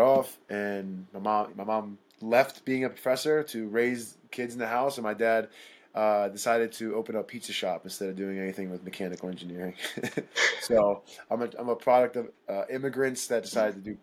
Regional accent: Philadelphia, Pennsylvania, United States; moved away as an adult; now in Denver, United States; I'm born and raised in Philadelphia

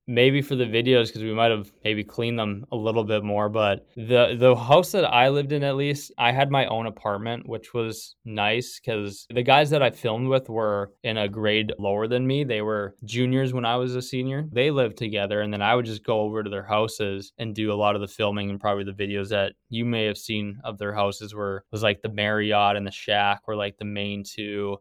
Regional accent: Winkler, Manitoba, Canada; moved away as an adult; also born or lived in Nebraska / Wisconsin; Grew up in Winkler, Manitoba.

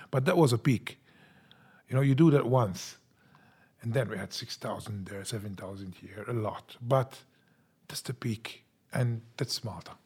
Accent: Senglea, Malta; We came from Sanglia, from the south, and we were always, we had, we had this stigma about us as well

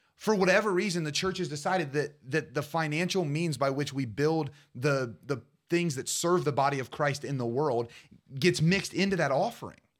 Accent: Portsmouth, Ohio, United States; my hometown of Portsmouth

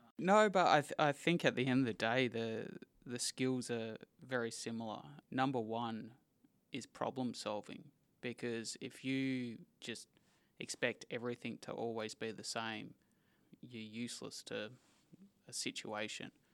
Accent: Perth, Western Australia, Australia; I am born and raised in Perth

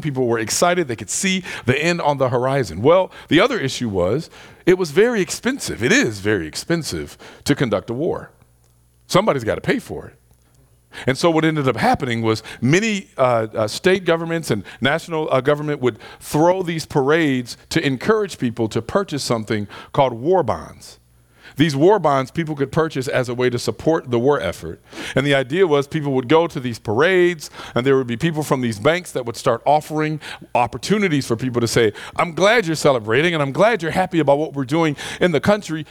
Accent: Detroit, Michigan, United States; Growing up in Detroit

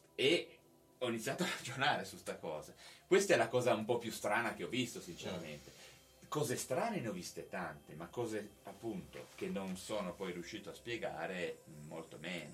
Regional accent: Genoa, Liguria, Italy; moved away as an adult; now in Cuneo, Italy; io sono di Genova

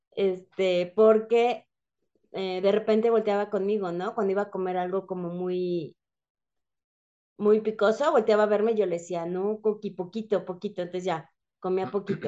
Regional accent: Mexico; also born or lived in San Juan del Río, Querétaro

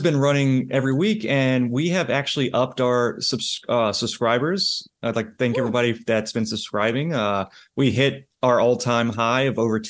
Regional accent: the South, United States; accent: Southern; That's no, my southern accent.

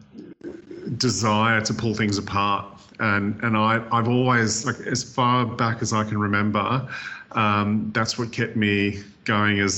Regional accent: Australia; as Australian designers

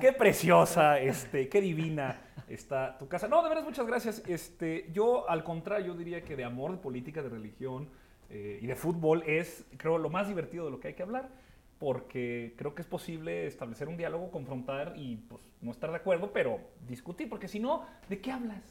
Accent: Torreón, Coahuila, Mexico; soy lagunero como mi camarada Muela, yo soy de Torreón

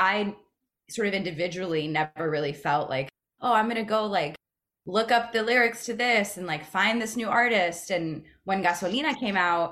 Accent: Columbus, Ohio, United States; born or raised there; also born or lived in Miami, Florida

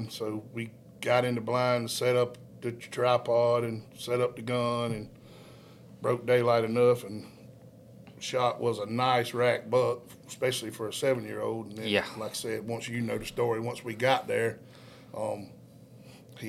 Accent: Savannah, Georgia, United States; moved away as an adult; also born or lived in Hazlehurst; now in Uvalde, United States; born and raised in Savannah, Georgia.

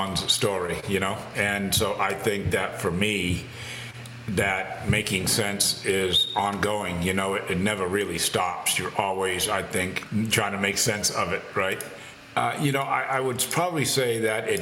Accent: Massachusetts, United States; growing up in Massachusetts

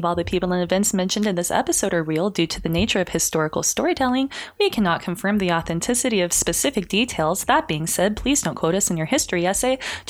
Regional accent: Hawaii, United States; I grew up in Hawaii.

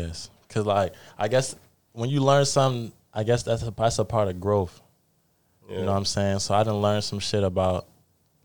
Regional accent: Nigeria; I'm Nigerian myself.

